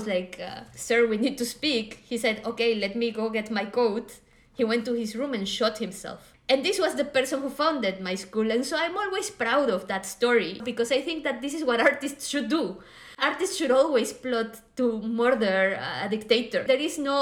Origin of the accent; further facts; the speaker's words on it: Guatemala; moved away as an adult; also born or lived in Madrid, Spain / Lisbon, Portugal; now in Berlin, Germany; I grew up in Guatemala